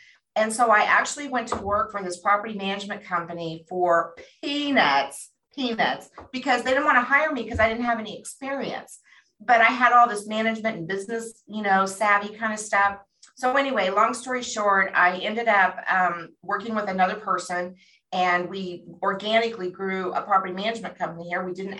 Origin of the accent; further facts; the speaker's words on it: Phoenix, Arizona, United States; I had no background. We came from Phoenix, Arizona.